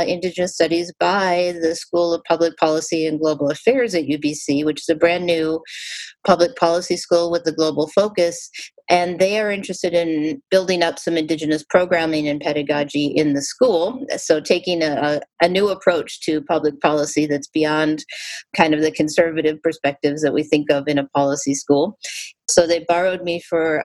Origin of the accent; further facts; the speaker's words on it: Minneapolis, Minnesota, United States; moved away as an adult; also born or lived in Michigan; now in Vancouver, Canada; I grew up in the city of Minneapolis primarily